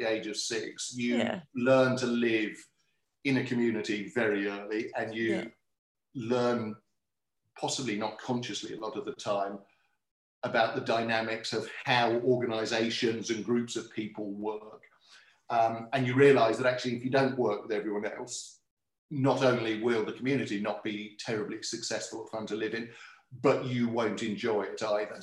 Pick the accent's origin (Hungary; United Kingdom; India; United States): United Kingdom; Swindon, South West England; moved away as an adult; now in Launceston, Australia; I was born and brought up in a place called Swindon, which is about 80 kilometres west of London